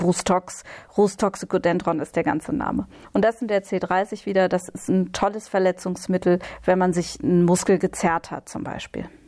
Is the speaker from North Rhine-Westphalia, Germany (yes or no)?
no; Hesse, Germany; moved away; also born or lived in Berlin; in Hessen, ich komme ja aus Hessen ursprünglich, da sagt man verkleppern.